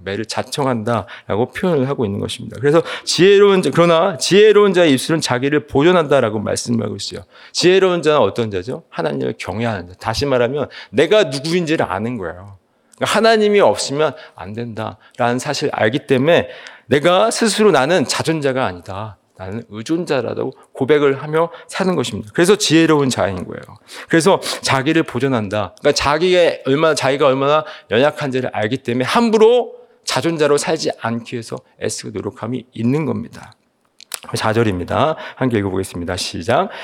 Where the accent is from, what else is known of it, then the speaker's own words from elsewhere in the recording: Seoul, South Korea; 저는 개인적으로 서울에서 태어나서 자랐기 때문에